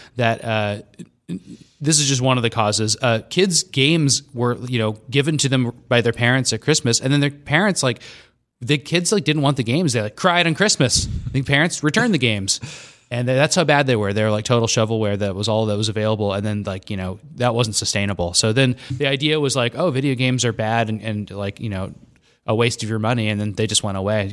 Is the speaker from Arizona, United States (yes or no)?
yes; Scottsdale, Arizona, United States; moved away; I grew up in Scottsdale